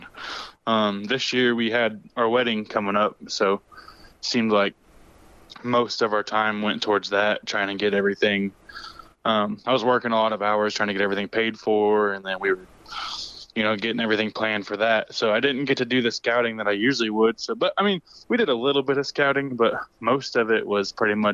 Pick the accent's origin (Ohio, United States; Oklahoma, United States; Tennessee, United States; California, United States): Oklahoma, United States; Oklahoma Panhandle, United States; I'm originally from the Oklahoma Panhandle, but now we've moved a couple hours outside of it, but still living in Oklahoma, northwestern Oklahoma.